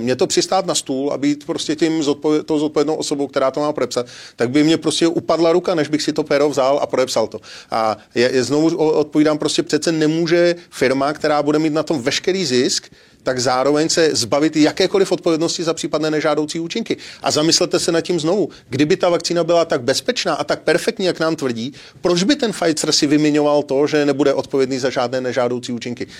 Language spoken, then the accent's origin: Czech; Czechia